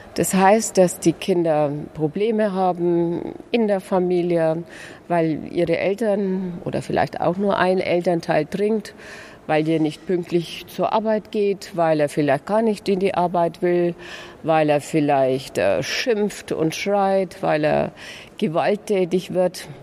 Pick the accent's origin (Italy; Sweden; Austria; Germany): Germany; Lauf an der Pegnitz, Bavaria; Ich komme aus Bayern